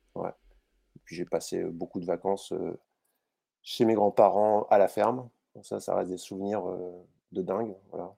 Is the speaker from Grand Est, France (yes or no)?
no; Brittany, France; born or raised there